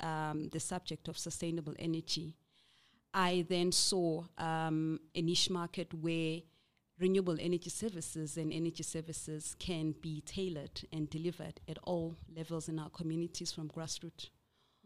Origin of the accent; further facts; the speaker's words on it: Umlazi, KwaZulu-Natal, South Africa; I'm originally from Mlazi, KZN